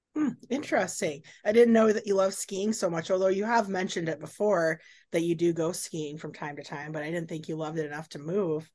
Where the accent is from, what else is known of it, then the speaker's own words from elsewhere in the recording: Carson City, Reno, Northern Nevada, United States; also born or lived in Minnesota / Portland, Oregon / Houston, Texas; I grew up in Carson City, Reno, Lake Tahoe area